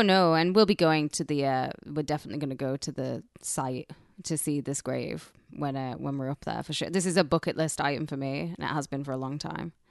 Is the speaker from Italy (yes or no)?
no; United Kingdom; now in United States; I'm British